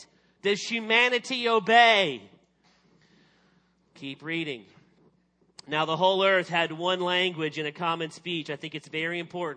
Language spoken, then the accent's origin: English; Arkansas, United States; I'm from Arkansas, and I became a Christian in high school.